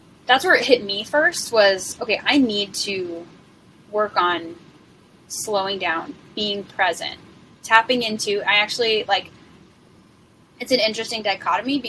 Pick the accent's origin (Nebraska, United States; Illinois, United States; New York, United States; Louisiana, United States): New York, United States; also born or lived in San Diego; now in Austin, United States; We're both from New York and our parents still live there